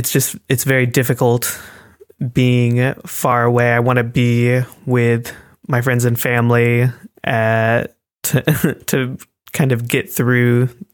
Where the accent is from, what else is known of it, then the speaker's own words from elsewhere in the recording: United States; now in Germany; basically feeling like you have to defend yourself whenever you're introducing yourself as an American, because people here are very politically minded.